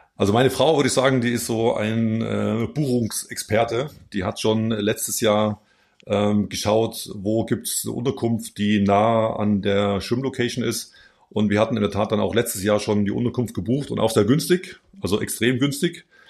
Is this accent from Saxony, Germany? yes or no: yes; Plauen, Saxony, Germany; moved away as an adult; also born or lived in Chemnitz; now in Eschborn, Germany; bin im Plauen geboren dort in die Trainingsgruppe gegangen. Das lief ganz gut, äh, die, die Jahre dort im Plauen. Und dann mit zwölf Jahren bin ich dann an die Kinder- und Jugendsportschule äh, in Chemnitz gekommen